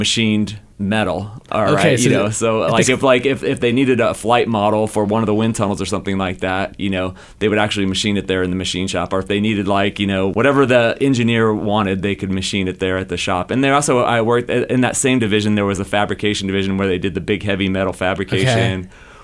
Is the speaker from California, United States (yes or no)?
yes; Bay Area, California, United States; I grew up here in the Bay Area, about an hour away from NASA Ames